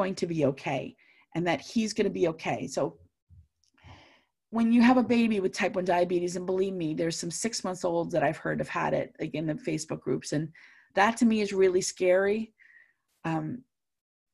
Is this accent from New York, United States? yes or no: yes; Long Island, New York, United States; I grew up in Long Island